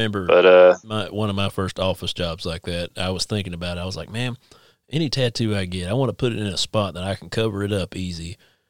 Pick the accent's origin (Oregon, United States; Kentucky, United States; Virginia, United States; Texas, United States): Kentucky, United States; Eastern; moved away; I'm from Eastern Kentucky originally, and I grew up in church and stuff.